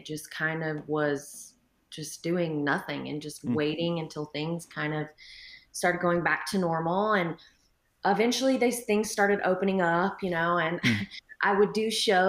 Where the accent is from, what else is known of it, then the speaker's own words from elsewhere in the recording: Texas, United States; I'm a Texan.